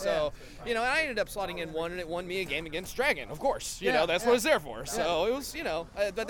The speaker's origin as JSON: {"language": "English", "town": "Tulsa", "region": "Oklahoma", "country": "United States", "said": "So, howdy. … I'm from Tulsa, Oklahoma."}